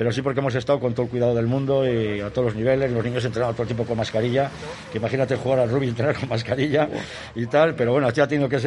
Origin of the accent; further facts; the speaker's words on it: Valladolid, Castile and León, Spain; Yo que vengo de Valladolid, que vengo de haber estado en Salvador durante 15 años allí trabajando